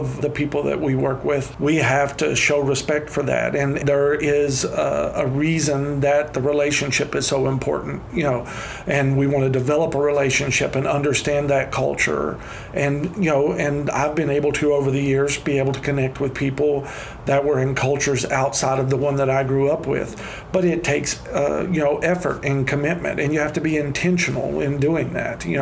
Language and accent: English; Mudlick, Kentucky, United States; I grew up in a much more rural area than even where I work now. I'm from Mudlick, Kentucky